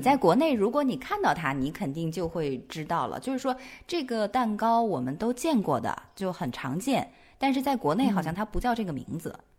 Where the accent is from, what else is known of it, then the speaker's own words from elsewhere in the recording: Nanchang, Jiangxi, China; moved away; 我的家嗯乡这个美食也不错，就是江西南昌